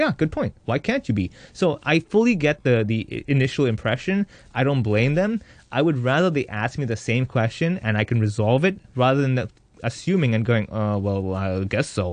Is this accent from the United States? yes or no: no; Hong Kong; I'm Indian, yes, but I was born and raised here. My habits are here. I'm third generation, practically.